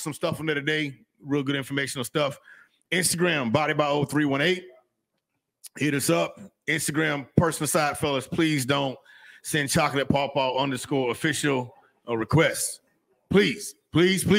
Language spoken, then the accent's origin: English; Florida, United States; I'm from Florida